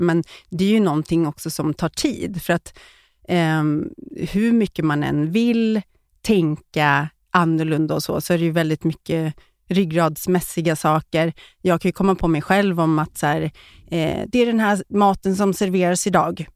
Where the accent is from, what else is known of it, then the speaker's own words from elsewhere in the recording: Eskilstuna, Södermanland, Sweden; moved away as an adult; also born or lived in Stockholm; jag kommer från Eskilstuna, flyttade till Stockholm direkt efter uh, skolan